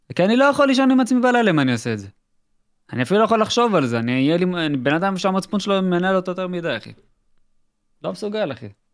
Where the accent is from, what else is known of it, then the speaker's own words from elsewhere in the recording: Israel; אנחנו ישראלים